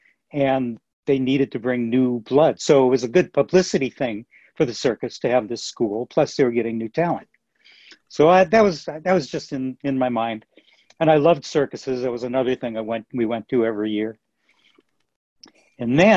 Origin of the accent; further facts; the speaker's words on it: Minneapolis, Minnesota, United States; I grew up in Minneapolis, by the way, Minneapolis, Minnesota